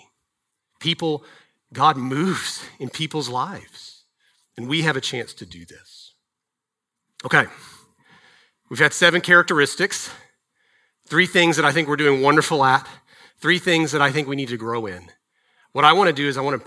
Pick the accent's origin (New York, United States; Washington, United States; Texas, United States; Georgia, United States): Texas, United States; Dallas; I grew up in Texas. I grew up in DFW.